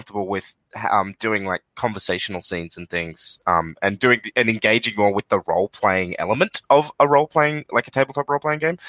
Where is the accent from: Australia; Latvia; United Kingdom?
Australia; we're Australian